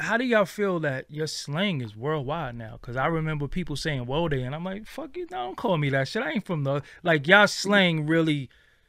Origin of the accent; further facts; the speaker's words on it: New York City, New York, United States; I'm from Brooklyn.